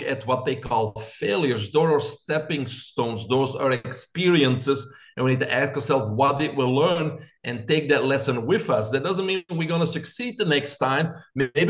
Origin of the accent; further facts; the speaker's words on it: Belgium; moved away as an adult; now in United States; I'm originally from Belgium.